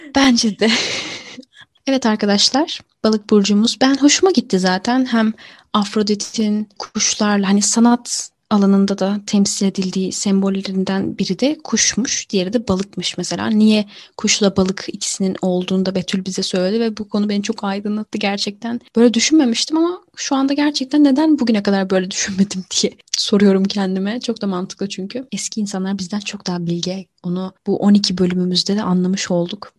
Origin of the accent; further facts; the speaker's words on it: Mediterranean Region, Turkey; Akdenizli bir insan olarak